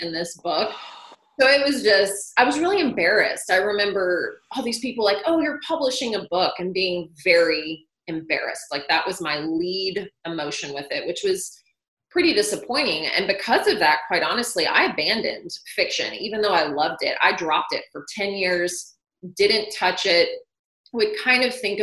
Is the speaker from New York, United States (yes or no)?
no; Nashville, Tennessee, United States; moved away as an adult; also born or lived in Chicago; I grew up in Nashville